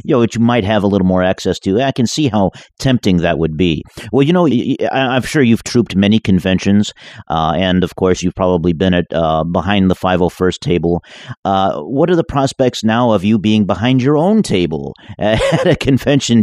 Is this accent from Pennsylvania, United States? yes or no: no; Bay Area, California, United States; now in Southern California, United States; I'm from the Bay Area